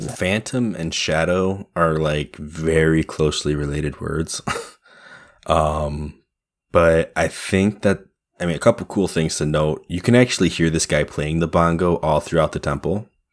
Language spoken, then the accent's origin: English; New York, United States; we're all New Yorkers of a kind